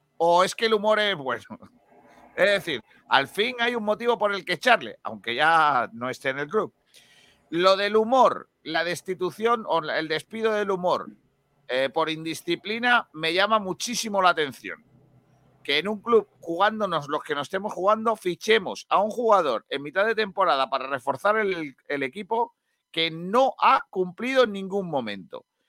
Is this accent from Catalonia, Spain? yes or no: no; Rincón de la Victoria, Andalusia, Spain; en el Club Deportivo Rincón, cuando yo jugaba